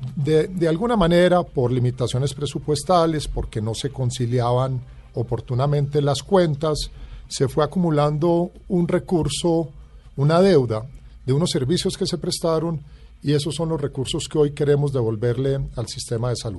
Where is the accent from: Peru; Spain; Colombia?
Colombia; como colombiano